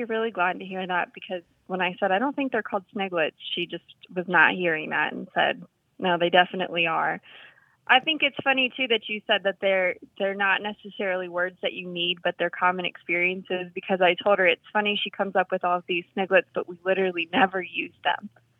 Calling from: Suitland, Maryland, United States; I'm calling from Suitland, Maryland.

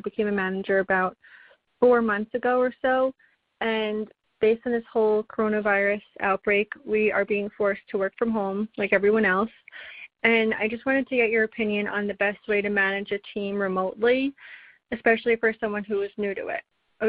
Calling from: New York City, New York, United States; I'm calling from New York City. I'm almost 26

